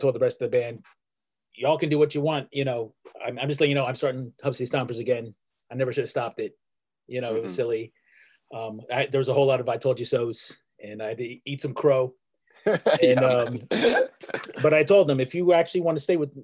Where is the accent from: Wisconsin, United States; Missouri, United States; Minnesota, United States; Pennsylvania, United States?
Pennsylvania, United States; Pittsburgh; I was born in 1971 in Pittsburgh, Pennsylvania